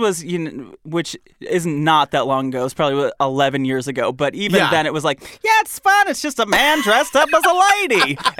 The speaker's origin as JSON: {"language": "English", "region": "Michigan", "country": "United States", "tie": "born or raised there", "said": "I grew up in Michigan."}